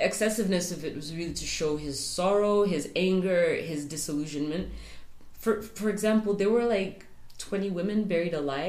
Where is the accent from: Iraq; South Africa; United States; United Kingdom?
South Africa; It's a way of demeaning us as South African black people and trying to show that we're savages in comparison to these, like, civilized white people.